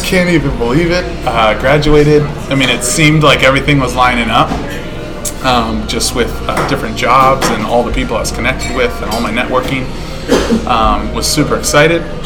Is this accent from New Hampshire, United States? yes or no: yes; Bow, New Hampshire, United States; also born or lived in Michigan; I come from. Uh, as you said, Bow, New Hampshire, gorgeous little place. Um, lived there for the past what 22 years. Before that, I was born in Michigan.